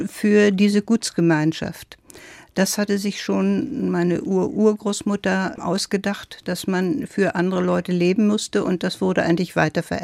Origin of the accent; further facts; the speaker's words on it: Silesian Voivodeship, Poland; Ja, mein erstes Leben begann in meiner Heimat in Schlesien. Ich bin auf dem Land aufgewachsen, auf einem ziemlich großen Gut in einer sehr traditionellen preußischen Familie